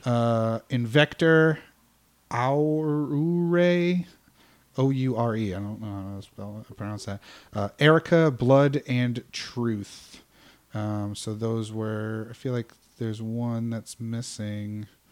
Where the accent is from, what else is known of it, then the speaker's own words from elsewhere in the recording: United States; I'm American